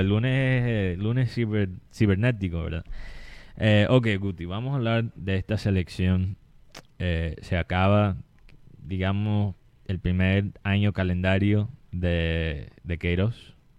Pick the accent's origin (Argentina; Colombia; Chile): Colombia; Colombian Caribbean coast; nosotros los colombianos, especialmente nosotros los costeños mismos